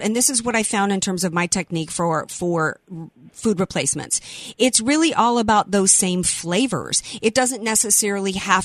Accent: the South, United States; I am a Southerner.

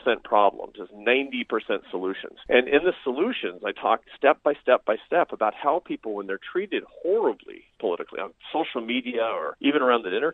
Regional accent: Seattle, Washington, United States; I grew up in Seattle, Washington, the most progressive place in the United States.

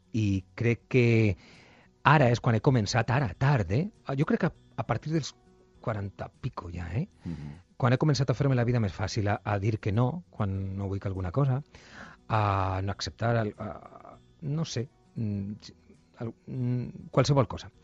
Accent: Buñol, Valencian Community, Spain; moved away; la festa del meu poble

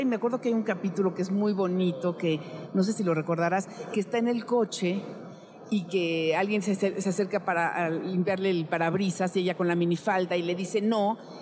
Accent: Mexico; como mexicana, chulanga

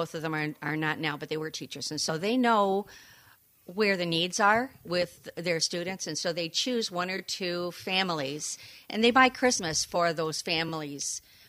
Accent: Rosebush, Michigan, United States; now in Saugatuck, United States; I was born in Greater Downtown Rosebush, Michigan.

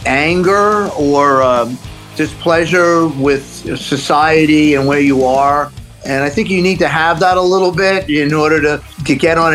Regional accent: New York City, New York, United States; also born or lived in Los Angeles; now in Amityville, United States; growing up in Queens wasn't the easiest thing in the world neither

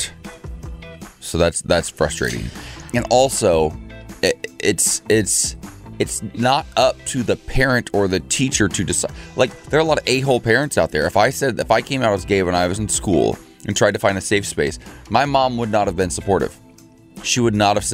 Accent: Ohio, United States; moved away; my home state of Ohio

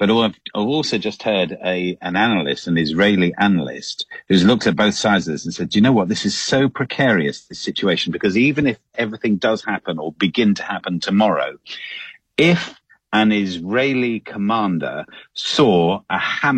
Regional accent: London, United Kingdom; … that I love London so.

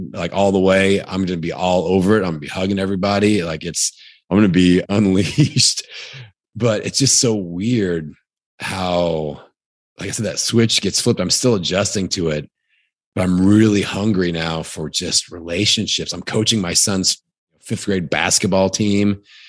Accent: Indiana, United States; accent: Indiana; So again, Indiana, that's my Indiana accent.

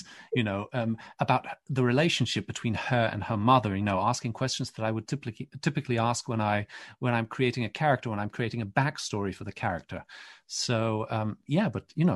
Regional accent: Poland; I'm from Poland, grew up Catholic

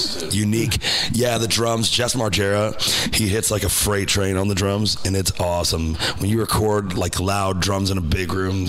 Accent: Florida, United States; moved away as an adult; now in Nashville, United States; I'm being from Florida, living in Nashville.

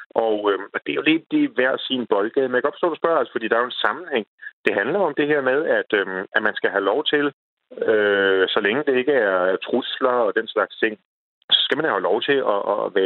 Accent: Denmark; vi er danskere.

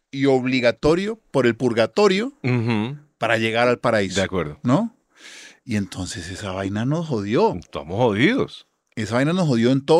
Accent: Colombia; ahí todos somos colombianos

